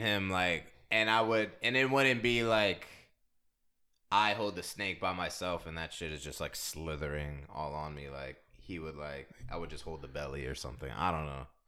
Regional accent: DMV, United States; also born or lived in San Diego, California; Came over to the Nasty D M V

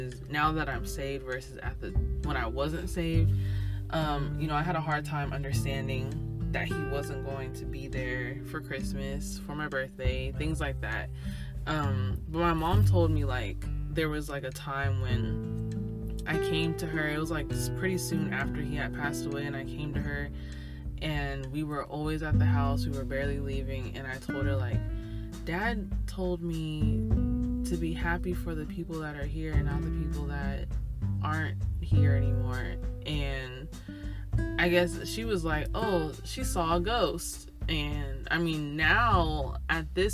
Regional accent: Sacramento, California, United States; I'm from California, NorCal, or Northern California, for those who are not aware that it's NorCal or SoCal, specifically Sacramento.

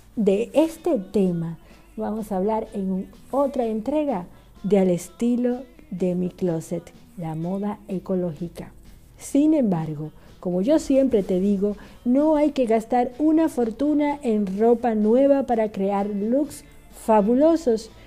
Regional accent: Dominican Republic; now in Buenos Aires, Argentina; una dominicana orgullosa y muy feliz de estar aquí en Buenos Aires, Argentina

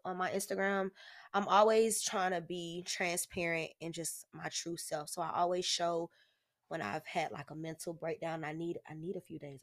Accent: Jacksonville, Florida, United States; also born or lived in Oakland, California; I grew up on San Pablo

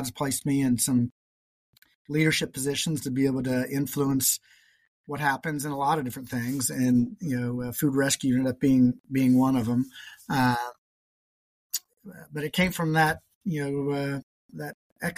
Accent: Indianapolis, Indiana, United States; moved away as an adult; now in Columbus, United States; I grew up and worked in Indianapolis

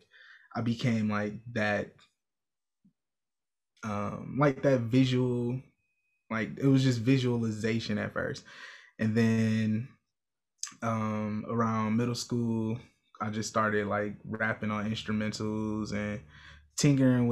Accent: Milwaukee, Wisconsin, United States; I'm from Milwaukee, Wisconsin, born and raised on the north side

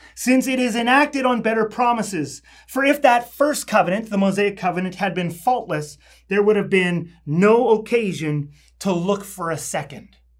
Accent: Canada; I'm a Canadian citizen

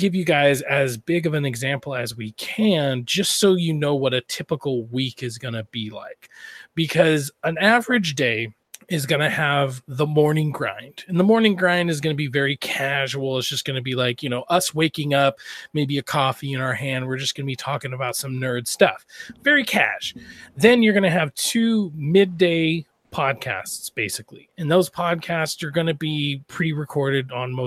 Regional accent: Idaho, United States; I'm from Idaho

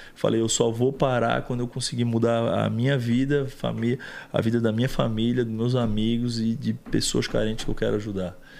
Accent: Florianópolis, Santa Catarina, Brazil; Primeiro que eu vim de um bairro de classe média baixa, da grande Florianópolis, chamado bairro que eu me criei, Barra Ipiranga. É, me criei lá a vida inteira

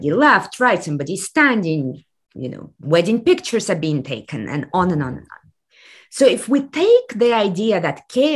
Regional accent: Kazakhstan; moved away; I come from the Soviet Union, which has collapsed exactly 30 years ago last year. And right now we are in day three of revolution in my home country of Kazakhstan.

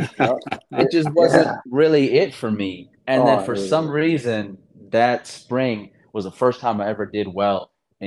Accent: Akron, Ohio, United States; moved away as an adult; also born or lived in Raleigh, North Carolina / Los Angeles, California / New York; now in San Diego, United States; I moved when I was like a year to Akron. I did everything in Akron. I grew up there

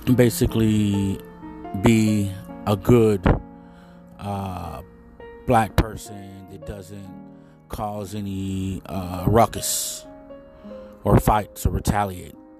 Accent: United States; This is all I know. This is my home

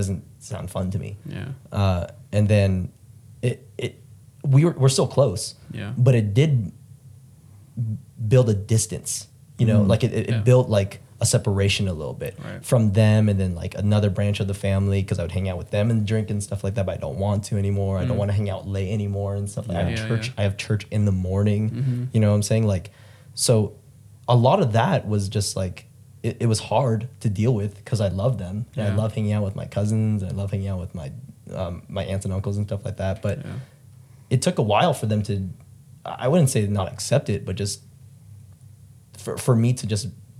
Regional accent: Philippines; Like my family's huge. I'm Filipino, so it's like just like a huge family.

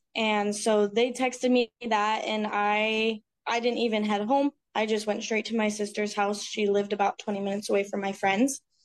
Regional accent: Utah, United States; I grew up in Utah

